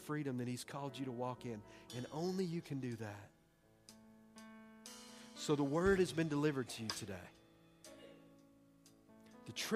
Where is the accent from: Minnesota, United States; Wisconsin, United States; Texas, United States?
Texas, United States; I'm from Texas. We make up words.